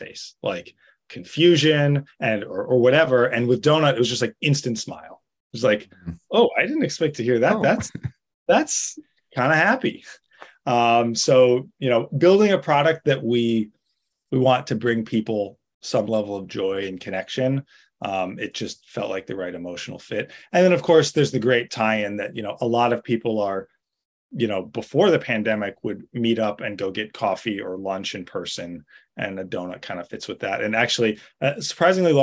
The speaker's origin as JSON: {"language": "English", "town": "New York City", "region": "New York", "country": "United States", "tie": "born or raised there", "said": "I grew up in New York City, in downtown Manhattan"}